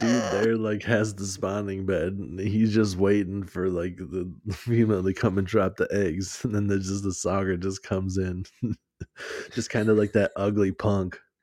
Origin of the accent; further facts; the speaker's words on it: United States; we're from America